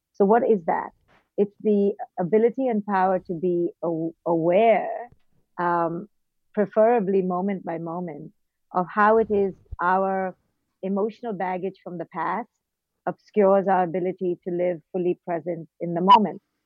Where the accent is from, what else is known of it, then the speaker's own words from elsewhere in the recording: India; moved away; also born or lived in Mumbai / Bangalore / Delhi; I was born in India and raised in India.